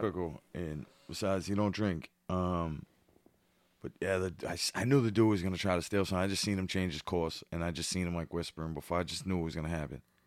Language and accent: English; Boston, Massachusetts, United States; I'm from the projects, I'm from where the parade begins.